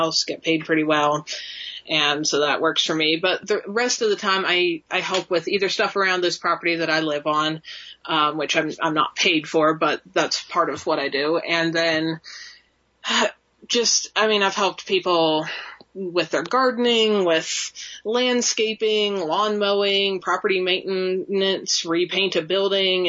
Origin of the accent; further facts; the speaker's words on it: South Central Pennsylvania, United States; moved away as an adult; now in Wyoming, United States; I grew up in Pennsylvania as well, in kind of South Central PA